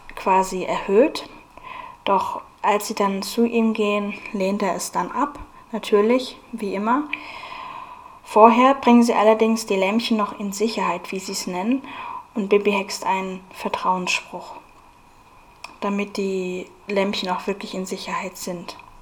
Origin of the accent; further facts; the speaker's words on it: Munich, Bavaria, Germany; also born or lived in Aschaffenburg; dann später sind wir nach München umgezogen. Da war ich dann sieben Jahre alt und habe von da an dann in München gelebt